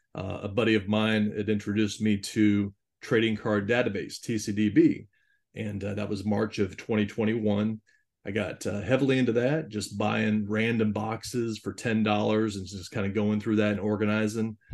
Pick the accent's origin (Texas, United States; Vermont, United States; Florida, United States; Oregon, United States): Florida, United States; Jacksonville; I'm from the Jacksonville, Florida area